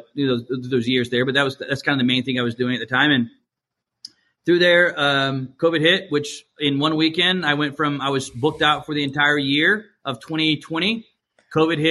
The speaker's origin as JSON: {"language": "English", "region": "Georgia", "country": "United States", "tie": "born or raised there", "also_born_or_lived": "Chicago", "moved": "as an adult", "said": "I was born down in Georgia. That's where my whole family's from."}